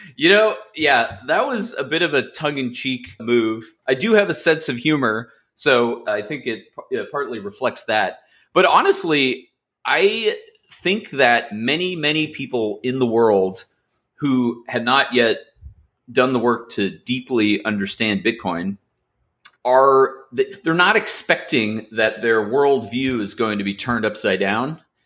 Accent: Los Angeles, California, United States; also born or lived in Massachusetts; I grew up in Los Angeles

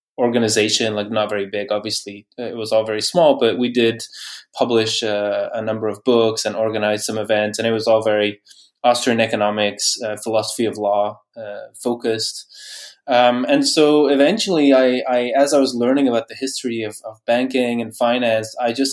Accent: Bruges, Flanders, Belgium; moved away as an adult; also born or lived in Norway / Netherlands; I grew up in Bruges in Belgium.

